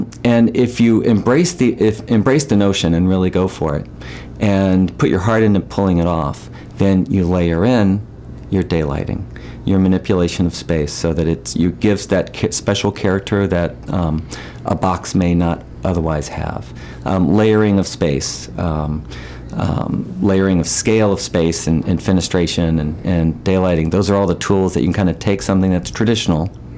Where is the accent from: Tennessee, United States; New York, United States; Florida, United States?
Tennessee, United States; Memphis; accent: southern; moved away as an adult; also born or lived in San Francisco; now in Peaks Island, United States; I got rid of my southern accent a long time ago.